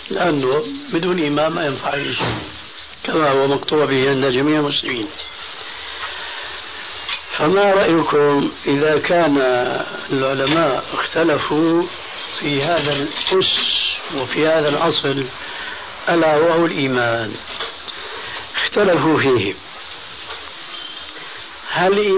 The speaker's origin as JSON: {"language": "Arabic", "country": "Syria", "said": "أما جماهير الناس كما يقولون عندنا في سوريا هات إيدك وامشي"}